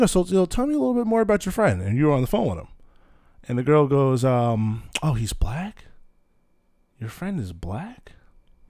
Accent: Manalapan, New Jersey, United States; I grew up out here, Manal being kind of considered South Jersey, closer to the shore area

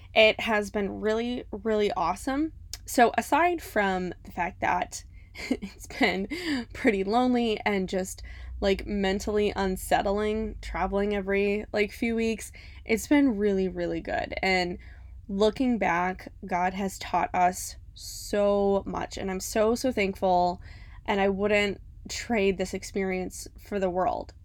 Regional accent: Cleveland, Ohio, United States; moved away as an adult; now in Florida, United States; We're originally from Cleveland, Ohio.

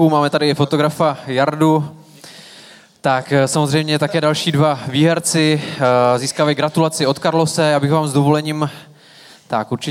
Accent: Uherské Hradiště, Zlín Region, Czechia; Ne, já jsem z Uherského hradiště, od Zlína.

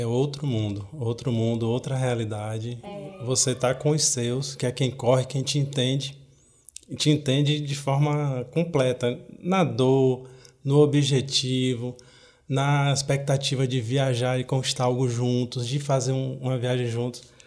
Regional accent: Bahia, Brazil; now in Fortaleza, Brazil; Eu sou baiano

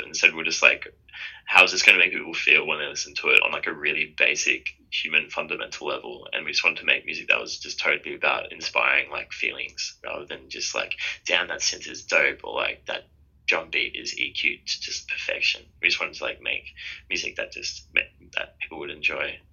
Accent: Sydney, New South Wales, Australia; We're twins from Sydney, Australia

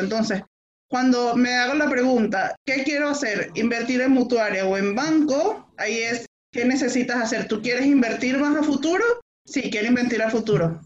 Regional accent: Venezuela; moved away as an adult; now in Chile; en mi país de origen, en Venezuela. Ya tengo en Chile cuatro años y medio

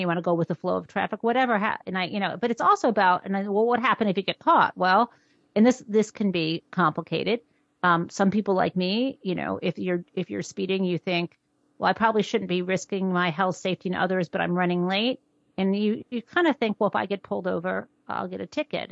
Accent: suburb northwest of Detroit, Michigan, United States; I grew up in Michigan in sort of an upper middle class suburb, northwest of Detroit

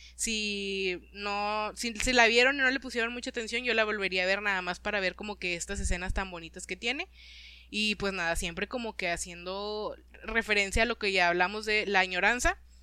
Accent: Monterrey, Nuevo León, Mexico; como regio te identificas

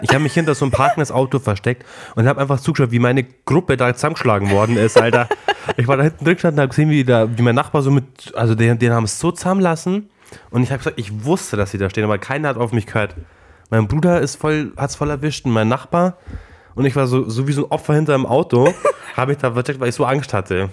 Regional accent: Klingen, Germany; Bei uns in Klingel es halt immer so, dass äh, Krampus und Nikolaus rumlaufen

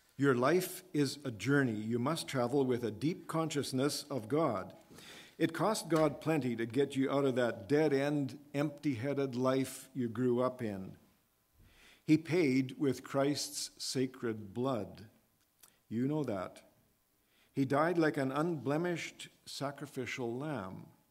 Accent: Edmonton, Alberta, Canada; growing up in the Edmonton, Alberta area

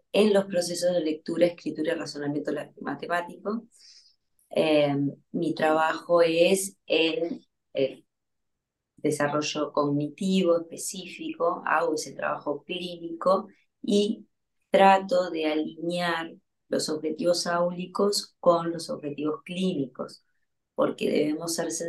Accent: Uruguay; moved away as an adult; now in Buenos Aires, Argentina; soy uruguaya, ahora estoy en Buenos Aires, voy y vengo

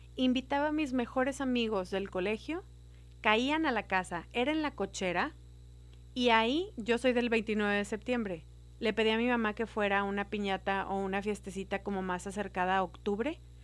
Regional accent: Monterrey, Nuevo León, Mexico; yo soy regia

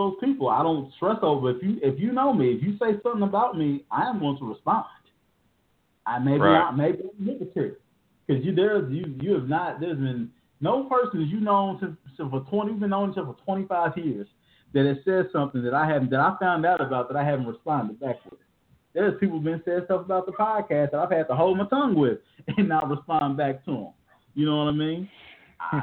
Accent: Indianapolis, Indiana, United States; I'm from Indianapolis.

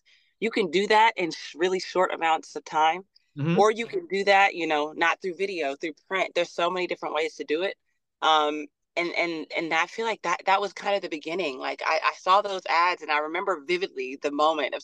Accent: Los Angeles, California, United States; I'm born and raised in South Central

